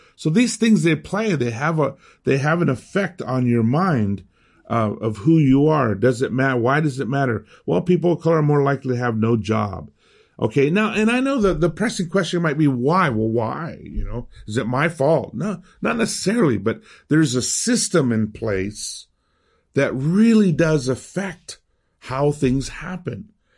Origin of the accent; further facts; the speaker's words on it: United States; accent: American; first language Spanish; English is a second language; also born or lived in Miami; my American accent when I speak Spanish